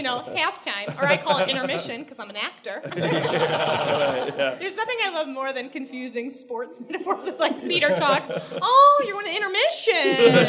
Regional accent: Chicago, Illinois, United States; now in New York City, United States; I'm from Chicago originally.

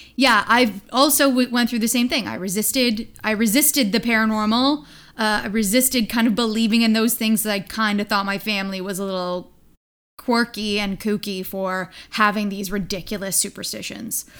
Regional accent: Hamilton, Ontario, Canada; my hometown of Hamilton, Ontario

